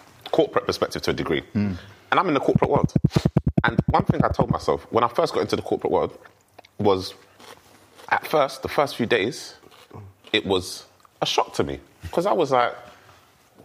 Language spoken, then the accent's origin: English; London, United Kingdom; my lived experience growing up in South London